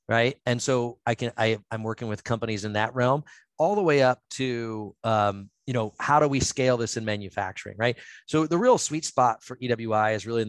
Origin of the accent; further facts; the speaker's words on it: Northeast Ohio, United States; I grew up in Northeast Ohio, where all the steel mills were up there